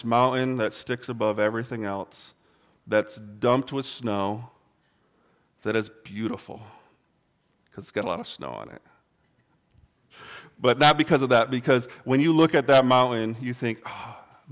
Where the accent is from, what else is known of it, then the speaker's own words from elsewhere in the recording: Michigan, United States; moved away; where I grew up in Michigan, it's pretty flat